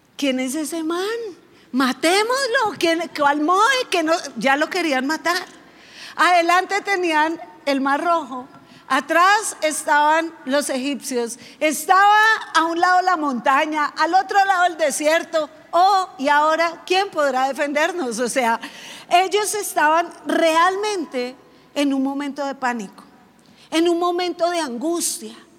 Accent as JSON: {"language": "Spanish", "region": "Bogotá", "country": "Colombia", "said": "como yo soy rola"}